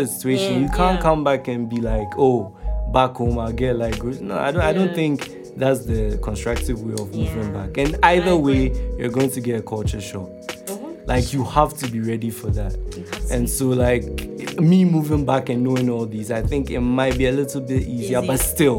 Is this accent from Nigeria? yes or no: yes; Nigeria; Hey, we're Nigerian.